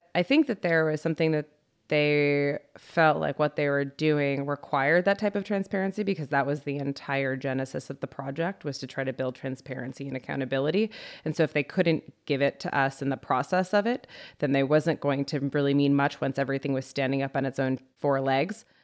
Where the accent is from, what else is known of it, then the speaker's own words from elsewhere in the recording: United States; I'm an American